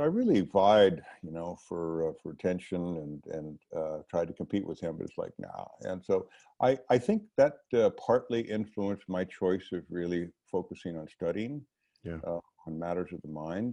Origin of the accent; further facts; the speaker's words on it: New Orleans, Louisiana, United States; moved away; I grew up in New Orleans, and my family history goes back several generations back into the mid-1800s